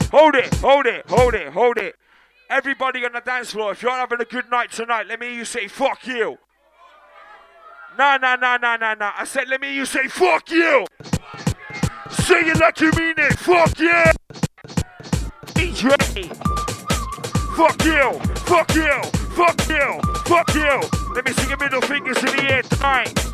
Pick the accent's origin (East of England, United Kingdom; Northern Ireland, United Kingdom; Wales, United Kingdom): Wales, United Kingdom; I'm from Wales.